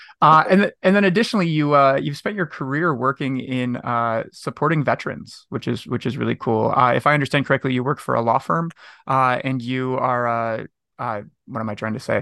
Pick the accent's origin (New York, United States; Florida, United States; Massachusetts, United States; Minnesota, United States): New York, United States; Syracuse; also born or lived in Binghamton, New York; I was born in Syracuse, New York, the same town that Rod Serling was born in. I lived in Binghamton